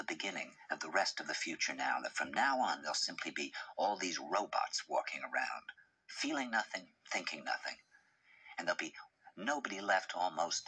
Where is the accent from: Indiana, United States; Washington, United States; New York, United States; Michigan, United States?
New York, United States; I said, "New York."